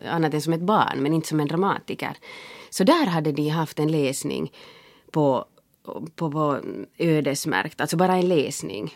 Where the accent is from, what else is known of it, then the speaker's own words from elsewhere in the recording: Finland; jag är finlandssvensk